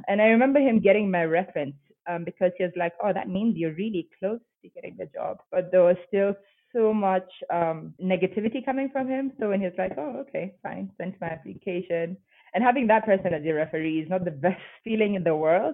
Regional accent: Nairobi, Kenya; moved away as an adult; now in Bogota, Colombia; I'm from Nairobi, Kenya

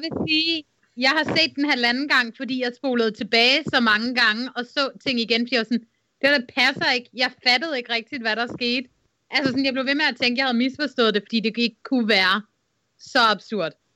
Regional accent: Jutland, Denmark; moved away; jeg var sgu ikke den slags jyde, da jeg boede i Jylland.

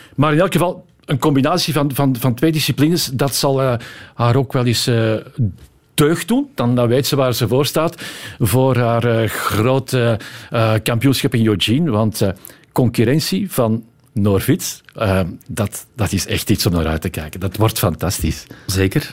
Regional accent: Antwerp, Flanders, Belgium; Ik ben van Antwerpen

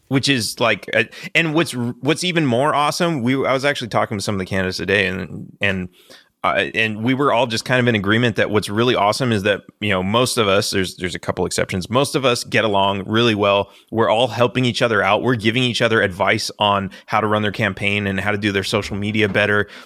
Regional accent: Los Angeles, California, United States; moved away as an adult; also born or lived in Texas; I grew up in Los Angeles as a Democrat

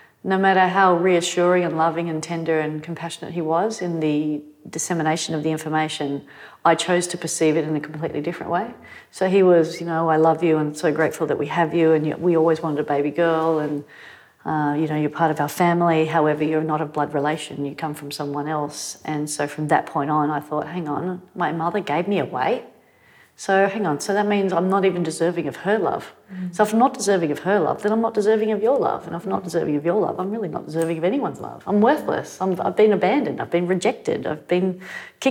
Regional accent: Manly, New South Wales, Australia; growing up in Manly

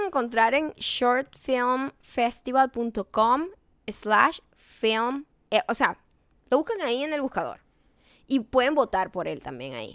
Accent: Punto Fijo, Falcón, Venezuela; now in Los Angeles, United States; yo era de punto fijo

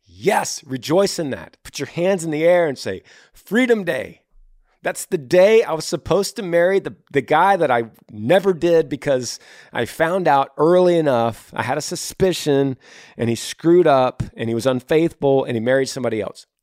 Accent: Texas, United States; I'm from Texas.

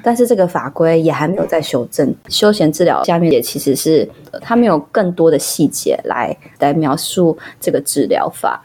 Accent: Taiwan; 我们台湾人

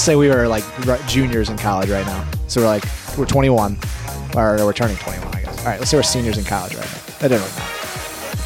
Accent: North Carolina, United States; moved away; also born or lived in Georgia; I grew up in North Carolina

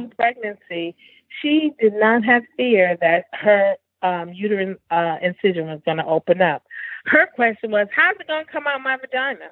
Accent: New Haven, Connecticut, United States; now in Houston, United States; growing up in New Haven, I grew up in an African American community

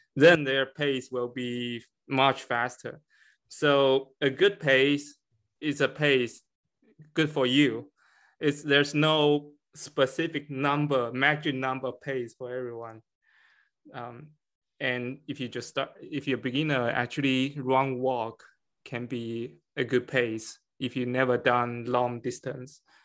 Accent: China; moved away as an adult; now in Connecticut, United States; I'm from, I was born in China and I came to United States for my P H D in chemistry

